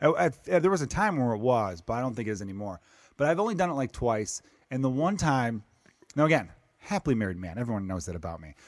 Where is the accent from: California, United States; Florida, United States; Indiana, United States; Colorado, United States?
Indiana, United States; I'm from Indiana.